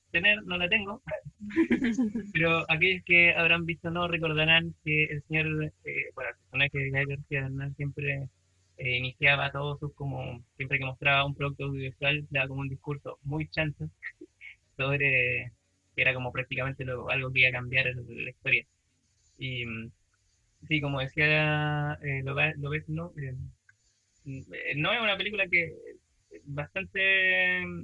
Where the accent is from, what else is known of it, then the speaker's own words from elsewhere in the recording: Chile; nos convoca porque somos chilenos